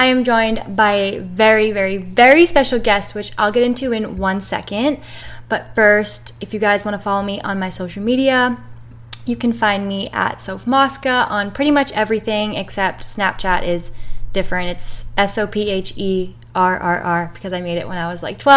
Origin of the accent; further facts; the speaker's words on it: New Hampshire, United States; moved away as an adult; now in Florida, United States; I'm from New Hampshire. I just moved to Florida now, but I lived in New Hampshire my whole life.